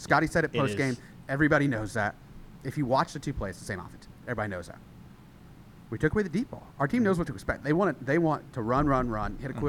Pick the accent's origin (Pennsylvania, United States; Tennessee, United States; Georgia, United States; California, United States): Tennessee, United States; Johnson City; moved away; my real hometown team, the ETSU Bucks.